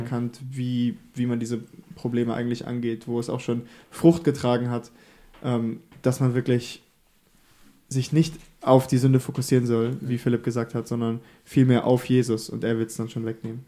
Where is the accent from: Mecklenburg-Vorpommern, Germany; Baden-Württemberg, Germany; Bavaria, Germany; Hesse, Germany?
Bavaria, Germany; also born or lived in the podcast's local church town (unnamed); Ich bin tatsächlich hier in der Kirche geboren und aufgewachsen, bis ich sieben war. Ähm, und dann sind wir nach Bayern gezogen, äh, wegen der Arbeit von meinem Vater damals